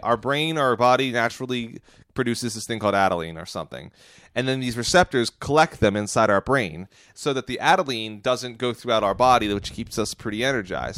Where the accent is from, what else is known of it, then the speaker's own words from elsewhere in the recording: United States; I'm an American